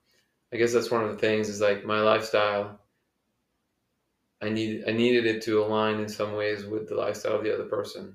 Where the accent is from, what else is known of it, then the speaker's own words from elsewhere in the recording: Belgium; moved away; also born or lived in California; I'm from Belgium